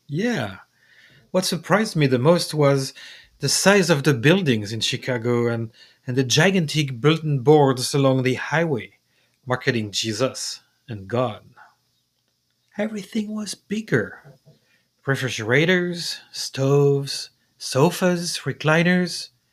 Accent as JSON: {"language": "English", "country": "France", "tie": "born or raised there", "moved": "yes", "said": "the town festival, La Fête de la Madeleine, when you first attending attended in my hometown"}